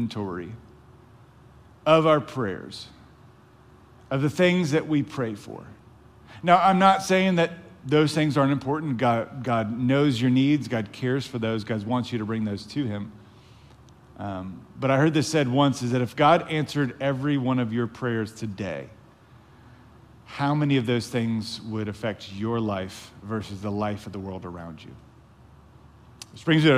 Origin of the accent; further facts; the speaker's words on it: the South, United States; We were raised in the South